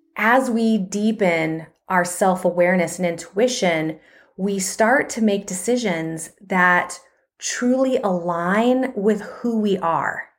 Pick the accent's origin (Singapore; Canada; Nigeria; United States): United States; Arizona; moved away as an adult; also born or lived in Georgia; now in Atlanta, United States; I grew up in Arizona and then moved here